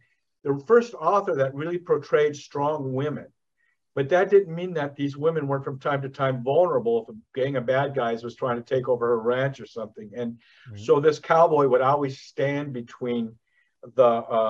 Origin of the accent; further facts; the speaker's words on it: the West, United States; I was raised in the West, you know, and I know every nook of ground between California and the Dakotas